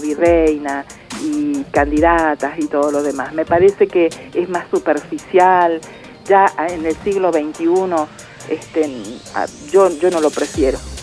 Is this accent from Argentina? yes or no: yes; Buenos Aires Province, Argentina; now in Mendoza, Argentina; Yo que soy bonaerense y cuando vine acá